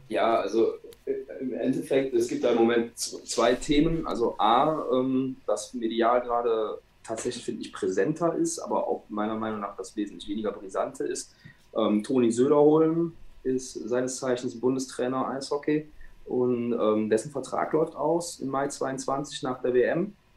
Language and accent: German; Rhineland, Germany; bei uns im Rheinland